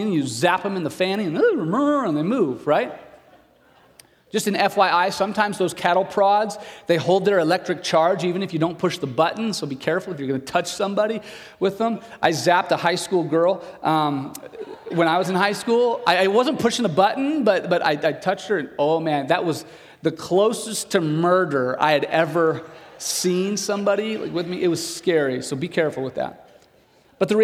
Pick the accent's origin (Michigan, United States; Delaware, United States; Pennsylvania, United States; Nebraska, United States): Nebraska, United States; Broken Bow; I grew up in Broken Bow. I went to high school in Broken Bow